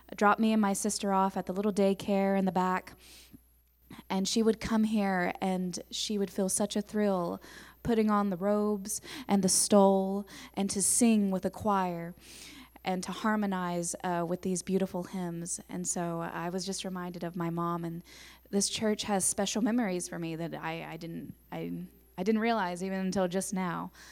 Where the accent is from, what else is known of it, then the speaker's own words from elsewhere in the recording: Tahlequah, Oklahoma, United States; I'm, I'm from Tahlequah. I grew up here